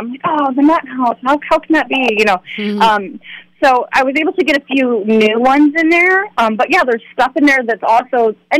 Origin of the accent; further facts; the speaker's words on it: Peoria, Illinois, United States; I lived in Peoria County my whole life.